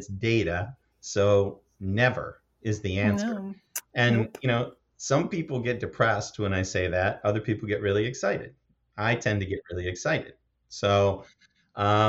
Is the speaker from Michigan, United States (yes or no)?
yes; Michigan, United States; I grew up in Michigan in a small town of about 200 people